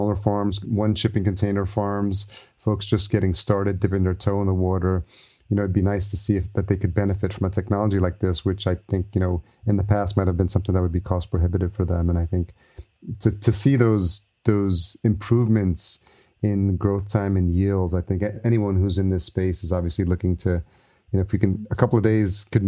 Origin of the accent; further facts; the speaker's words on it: New York, United States; moved away; New York, which is my hometown.